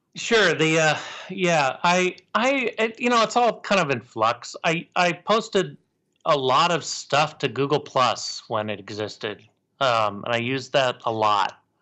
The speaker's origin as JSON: {"language": "English", "town": "Portland", "region": "Oregon", "country": "United States", "tie": "born or raised there", "said": "I was born in Portland."}